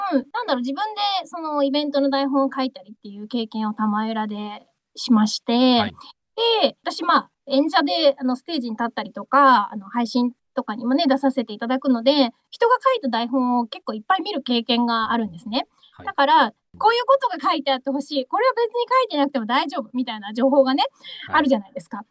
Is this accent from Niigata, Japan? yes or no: no; Yonabaru, Okinawa, Japan; moved away as an adult; now in Tokyo, Japan; 私、はあの与那原町出身